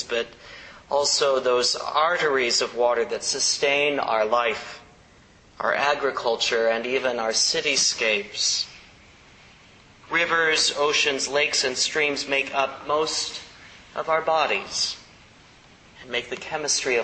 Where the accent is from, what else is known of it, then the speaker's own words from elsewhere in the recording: Kansas, United States; now in San Francisco, United States; a guy who grew up in the Midwest, right? Closest edge we had growing up in Midwestern Kansas was an alfalfa field